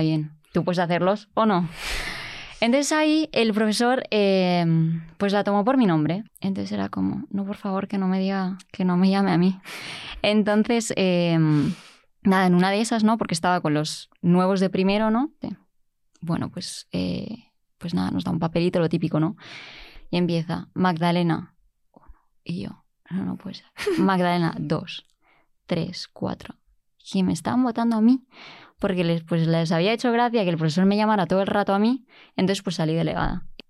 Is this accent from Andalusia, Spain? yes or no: no; Mallorca, Balearic Islands, Spain; moved away as an adult; now in Germany; yo no soy de Madrid, soy, soy de Mallorca